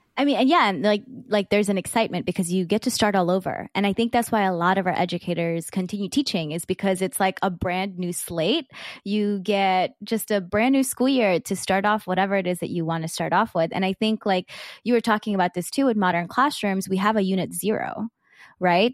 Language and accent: English; South Georgia, United States; me growing up in South Georgia